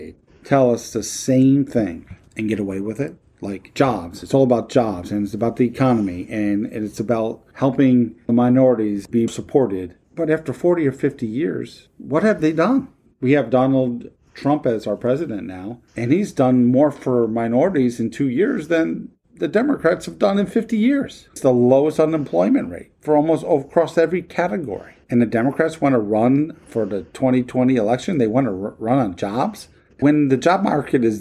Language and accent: English; United States; As an American citizen